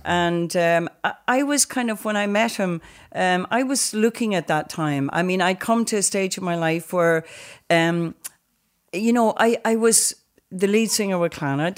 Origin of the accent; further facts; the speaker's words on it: Donegal, Ulster, Ireland; growing up in Donegal was, um, it was a county